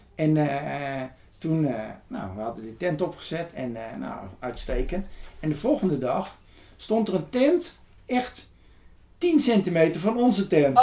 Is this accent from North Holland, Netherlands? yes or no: no; Ede, Gelderland, Netherlands; now in Texel, Netherlands; ik ben geboren in Ede